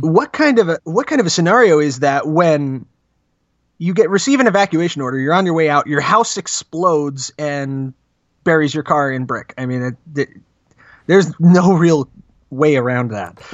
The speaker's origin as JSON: {"language": "English", "region": "New Jersey", "country": "United States", "tie": "born or raised there", "moved": "yes", "lives_now": "Arizona, United States", "said": "Was actually born and raised in Jersey"}